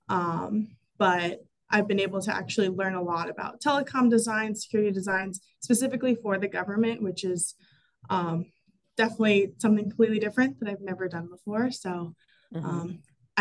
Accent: Mountaintop, Pennsylvania, United States; moved away as an adult; now in Tysons, Virginia, United States; I grew up in Mountaintop, Pennsylvania

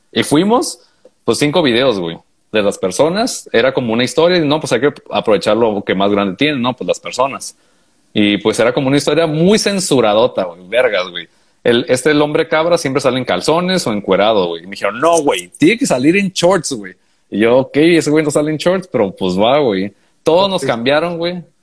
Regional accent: Honduras; de Honduras, pues, güey, yo soy de Honduras.

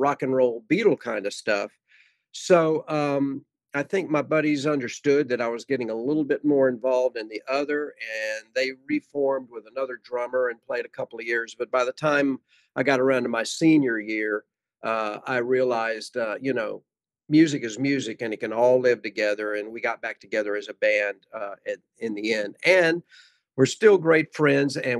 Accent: Virginia, United States; now in Dallas, United States; I grew up in Virginia

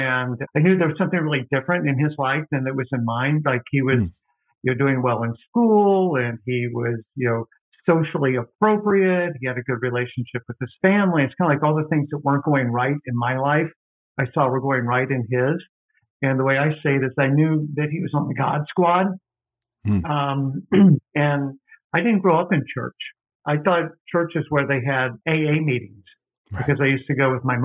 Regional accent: Louisville, Kentucky, United States; also born or lived in New Orleans, Louisiana / Knoxville, Tennessee; now in Cincinnati, United States; we moved to Louisville, Kentucky when I was in grade school.

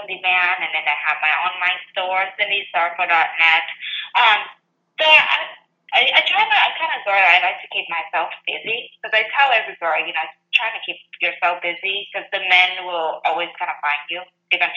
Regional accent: Vietnam; English is a second language; moved away as an adult; now in United States; I came from Vietnam

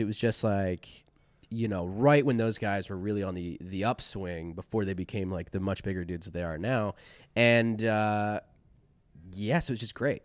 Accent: Chambersburg, Pennsylvania, United States; also born or lived in Philadelphia; now in Los Angeles, United States; I really grew up in a town called Chambersburg, Pennsylvania

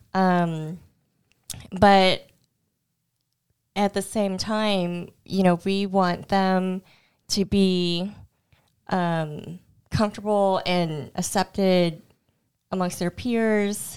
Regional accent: Houston, Texas, United States; first language Cantonese; I was born in Houston and grew up there

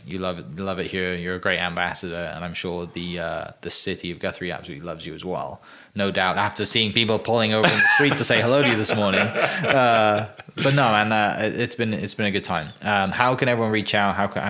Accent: Wales, United Kingdom; moved away; I'm from Wales.

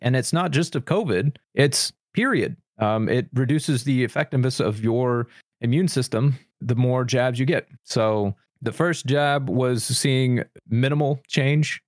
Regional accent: United States; I'm passionately an American. I am not ashamed of being an American

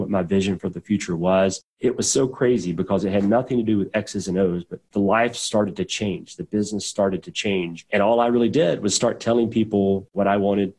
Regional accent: southwestern Georgia, United States; also born or lived in Atlanta, Georgia / Pensacola, Florida; now in Birmingham, United States; we were in the sticks, man. We were down in southwestern Georgia, actually fairly close to Tallahassee, Florida, but not in Florida. We were about 45 miles north of Tallahassee

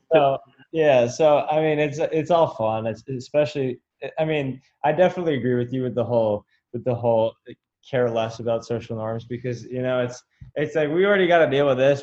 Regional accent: California, United States; now in Florida, United States; I'm from California, um, but I'm out in Florida right now

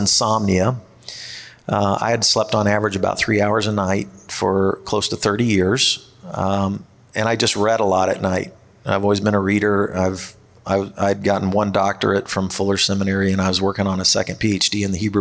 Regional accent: Kansas City, Missouri, United States; also born or lived in East Coast; I grew up in the Kansas City area

